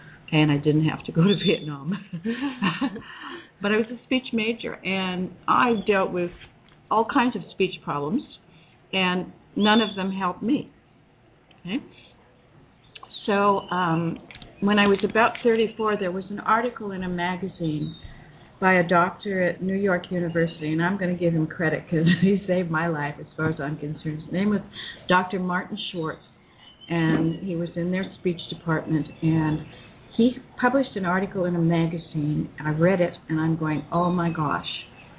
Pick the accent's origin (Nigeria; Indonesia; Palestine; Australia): Indonesia; Sumatra; I was raised in Sumatra, Indonesia, as I mentioned before, and my mother homeschooled me.